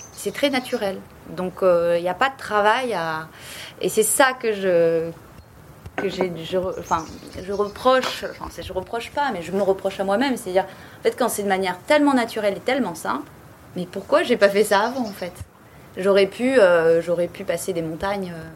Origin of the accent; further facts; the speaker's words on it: Bordeaux, Nouvelle-Aquitaine, France; also born or lived in Paris / Cap Ferret; j'ai grandi à Bordeaux